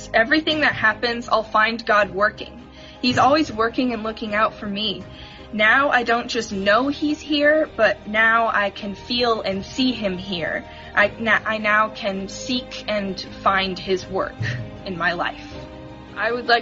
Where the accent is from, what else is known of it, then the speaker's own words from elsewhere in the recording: Washington, United States; also born or lived in Issaquah, Washington; I was born in Washington, and we have been in Issaquah for 4 to 5 years